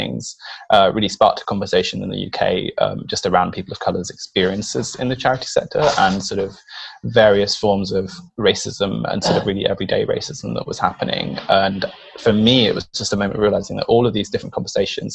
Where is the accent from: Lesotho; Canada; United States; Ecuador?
Ecuador; now in United Kingdom; I grew up in Ecuador. I'm Latino.